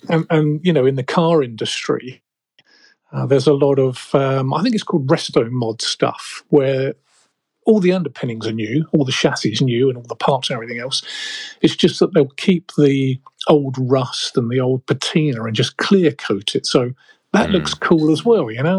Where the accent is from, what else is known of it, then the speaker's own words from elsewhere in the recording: United Kingdom; moved away as an adult; now in Chicago, United States; I'm originally a Brit.